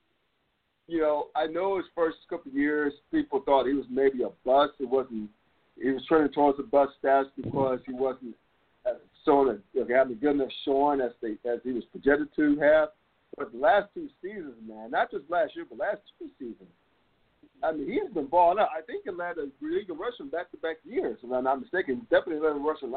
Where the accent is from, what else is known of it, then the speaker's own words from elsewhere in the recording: North Carolina, United States; growing up in North Carolina